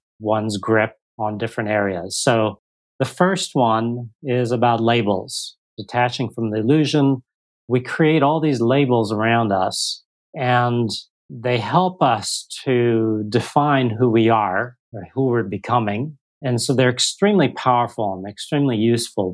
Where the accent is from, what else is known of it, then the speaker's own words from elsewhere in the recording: United States; now in Singapore; I am an American in Singapore